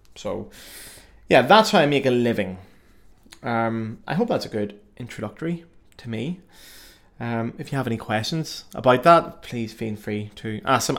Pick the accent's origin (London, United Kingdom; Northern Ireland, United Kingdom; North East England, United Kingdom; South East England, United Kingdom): Northern Ireland, United Kingdom; Belfast; accent: Irish; moved away as an adult; also born or lived in Cardiff, Wales / Paris, France; now in Cologne, Germany; I'm from Belfast. Belfast in the north of Ireland. So I was born there, um, and I grew up in the fruit band tradition originally there.